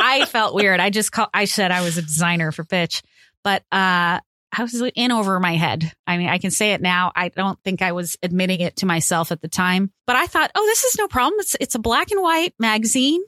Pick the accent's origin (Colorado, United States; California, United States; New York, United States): California, United States; I'm from California. We have mountains